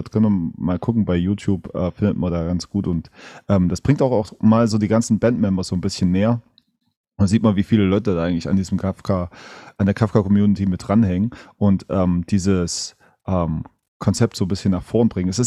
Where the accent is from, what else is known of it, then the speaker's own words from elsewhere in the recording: Berlin, Germany; Ich komme aus der, aus der Großstadt, ich komme aus Berlin.